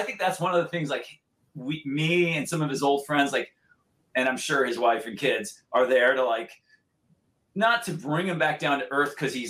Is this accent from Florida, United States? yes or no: no; Santa Barbara, California, United States; now in Los Angeles, United States; the like local paper from where we grew up in Santa Barbara